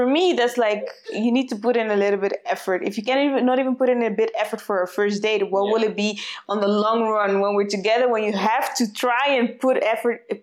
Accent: Netherlands; we grew up in the Netherlands

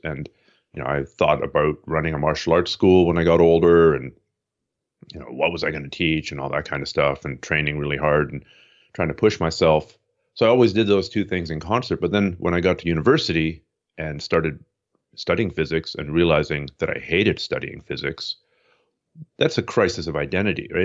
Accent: Toronto, Ontario, Canada; moved away as an adult; also born or lived in Montreal; now in Vancouver, Canada; I was born in eastern Canada, uh, Toronto area, and then spent time in Montreal

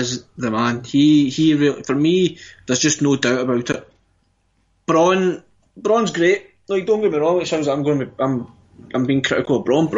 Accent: Scotland, United Kingdom; we're Scottish

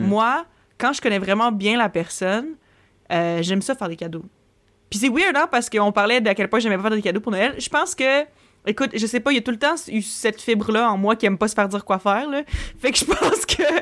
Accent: Quebec City, Quebec, Canada; now in Montreal, Canada; Moi, je viens de Québec. Puis à un moment donné, moi, j'ai déménagé à Montréal.

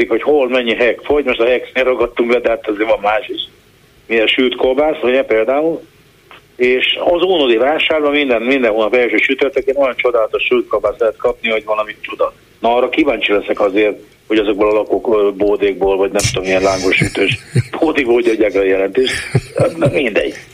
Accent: Budapest, Hungary; Hát ez, én itt, itt élek, Pesten nőttem föl egyébként, de én itt élek 30 éve

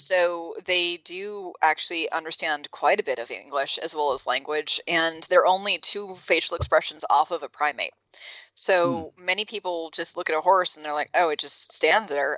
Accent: California, United States; I'm from California

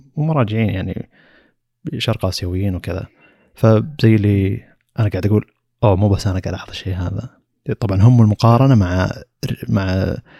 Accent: Saudi Arabia; عندنا بالسعودية

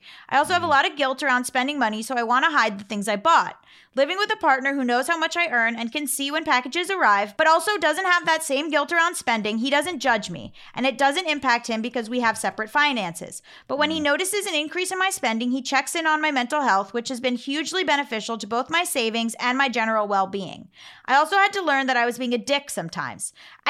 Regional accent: New Zealand; even though the American stuff isn't always relevant to me. I'm a Kiwi.

